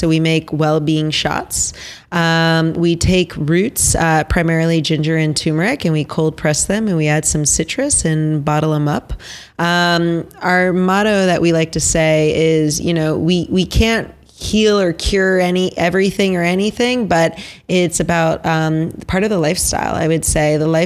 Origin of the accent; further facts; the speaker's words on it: Basking Ridge, New Jersey, United States; now in Brooklyn, United States; I grew up in Basking Ridge, New Jersey